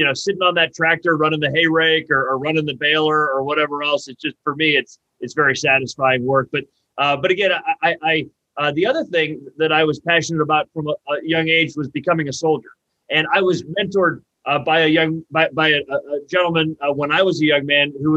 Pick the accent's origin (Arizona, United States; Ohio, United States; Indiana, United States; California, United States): Ohio, United States; Northeast; moved away as an adult; now in Columbus, United States; Columbus is a great place to live, but Northeast Ohio is still home to me